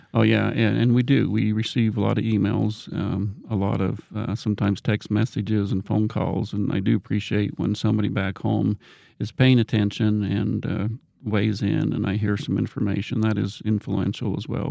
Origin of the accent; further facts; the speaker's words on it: Rexburg, Idaho, United States; I'm from this area. I grew up in Rexburg, Madison County